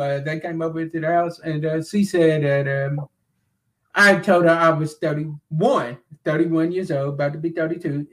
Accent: Glasgow, Kentucky, United States; that is right in my home city and right, in, right where I'm from.

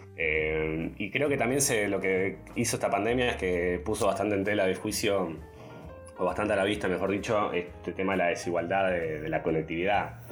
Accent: Concepción del Uruguay, Entre Ríos, Argentina; moved away; yo soy de Concepción, Uruguay, de Entre Ríos, de un pueblo, una ciudad de, 100.000 habitantes más o menos

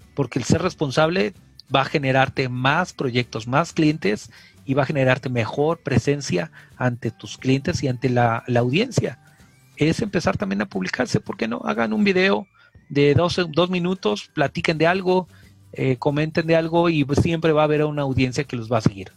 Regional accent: Mexico; somos mexicanos

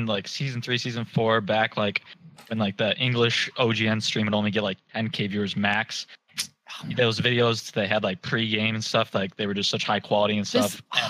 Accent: Ann Arbor, Michigan, United States; From Ann Arbor, Michigan.

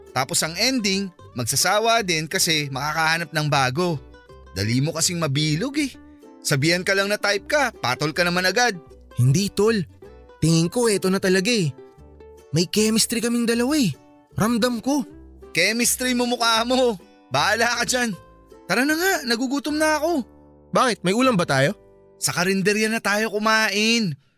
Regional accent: Philippines; Sabi ko Pinoy ako, may konting dugulang ng hapon. Kasi nga may lahi naman talaga kaming Japanese.

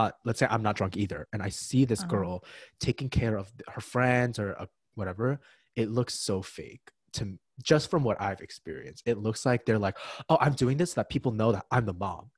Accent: Ridgewood, New Jersey, United States; I'm from Ridgewood, New Jersey

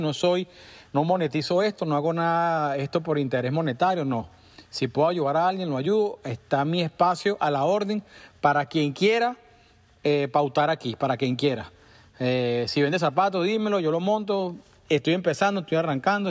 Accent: Caracas, Venezuela; now in United States; parte de mi vida viví muy cerca de Parque Miranda. Eh, y, pasé muchos fines de semana metido ahí. Cuando los jóvenes la semana era fijo, pues salíamos del liceo y íbamos para allá

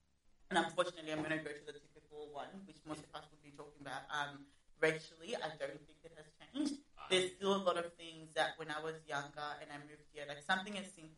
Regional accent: Australia; also born or lived in Zimbabwe; I've been living here in Australia for about 14 years. I'm originally from Zimbabwe. Basically grew up here.

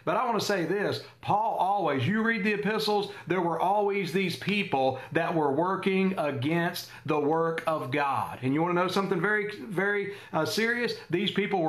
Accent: United States; I'm an American

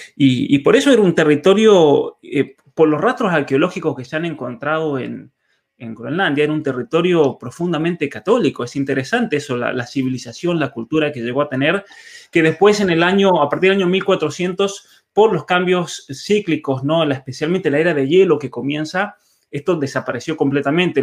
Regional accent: San Juan, Argentina; now in Canada; Yo nací en, San Juan y, bueno, ya los caminos de la vida me, trajeron hasta, hasta Canadá

